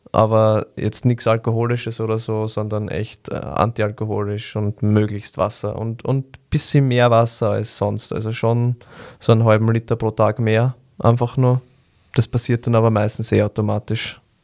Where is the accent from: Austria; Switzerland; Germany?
Austria; Vienna; bei uns in Wien